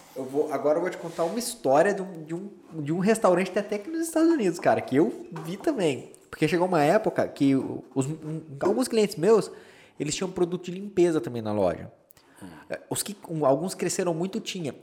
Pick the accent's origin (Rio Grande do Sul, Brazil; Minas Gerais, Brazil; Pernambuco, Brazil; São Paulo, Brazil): São Paulo, Brazil; Campinas; also born or lived in Aguaí; now in Boston, United States; É, é interior de São Paulo, Aguaí. Eu sou de Campinas, que é a cidade mais conhecida